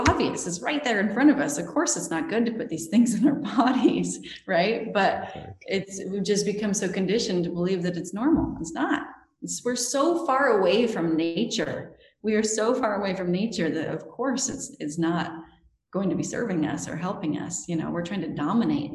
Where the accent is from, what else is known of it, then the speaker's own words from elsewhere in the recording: Utah, United States; I grew up in Utah, which is a really, really LDS state